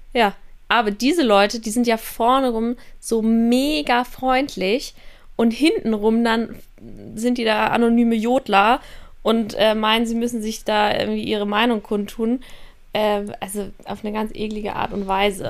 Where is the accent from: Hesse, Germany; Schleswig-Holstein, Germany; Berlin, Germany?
Schleswig-Holstein, Germany; Kiel; also born or lived in Passau; now in Innsbruck, Austria; dass ich aus Kiel komme